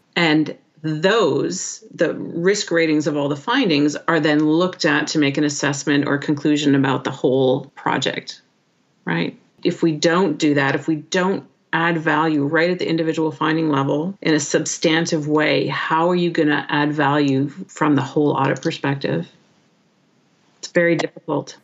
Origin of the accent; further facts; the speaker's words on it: Canada; first language English; moved away; proud to be Canadian, and happy that uh, I'm an English speaker